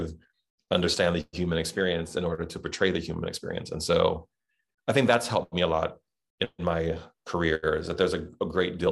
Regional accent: Southern, United States; accent: Southern; my Southern accent

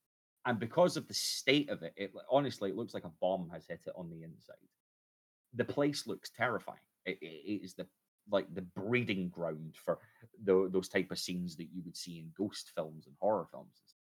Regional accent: Scotland, United Kingdom; now in Liverpool, United Kingdom; But for those who aren't aware, I am a Scotsman

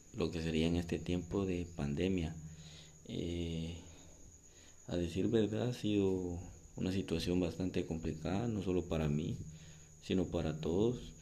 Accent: Tiquisate, Escuintla, Guatemala; Soy de Tizate Escuintla

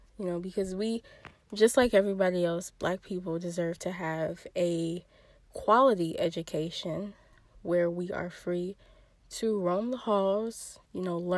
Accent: Michigan, United States; go to a school in Michigan, in my home state

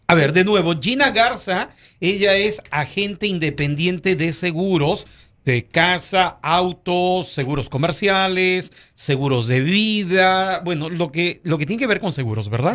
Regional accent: Chachapoyas, Amazonas, Peru; moved away; yo soy de Perú

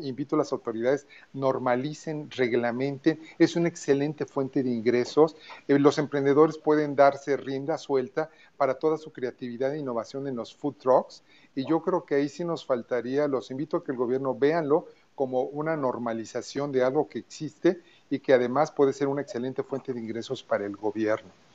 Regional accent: Mexico; vamos a apoyarnos como mexicanos

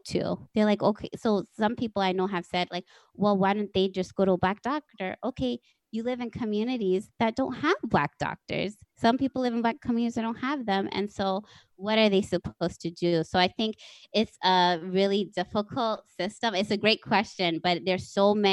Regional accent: Texas, United States; I was born actually in Texas

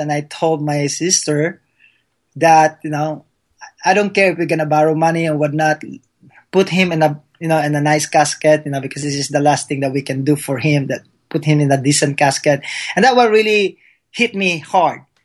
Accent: Philippines; English is a second language; now in United States; being a Filipino, that uh, uh, English is my second language

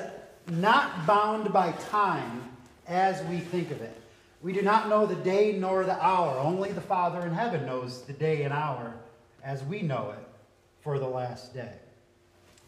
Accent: New York, United States; some of my vowels as a New Yorker

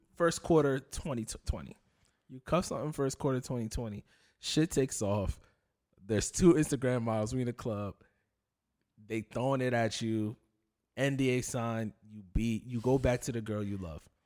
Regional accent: Union, United States; I grew up in Union

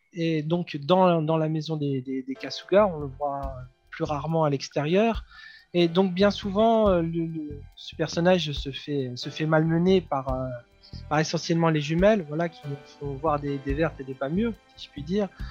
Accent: France; chez nous en France

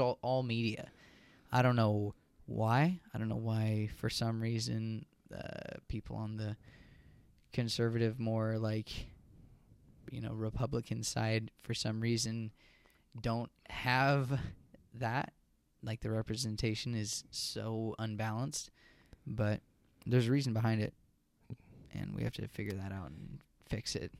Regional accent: Virginia, United States; growing up in Virginia

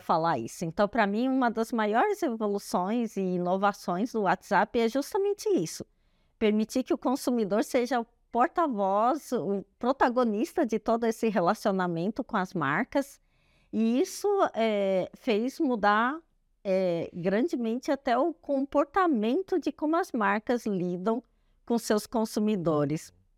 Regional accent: Brazil; somos brasileiros

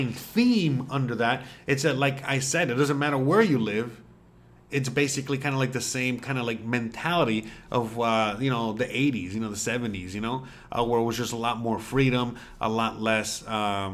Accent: Miami, Florida, United States; first language Spanish; English is a second language; moved away as an adult; now in Mérida, Mexico; living where I grew up. In Miami, and how I grew up in Miami

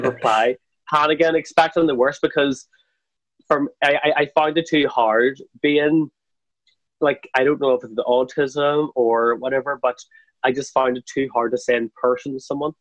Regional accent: Craigavon, Northern Ireland, United Kingdom; now in Belfast, United Kingdom; I'm not from Belfast originally. I'm actually from a small town called Craigavon, which is in County Armagh. So growing up back then, the idea of gay was still very taboo

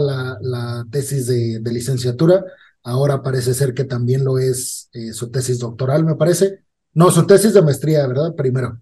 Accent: Mexico; nuestros derechos como mexicanos

